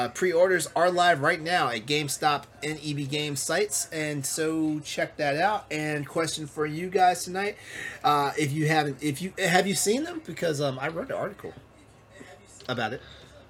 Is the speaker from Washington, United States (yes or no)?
no; Texas, United States; I grew up in Texas.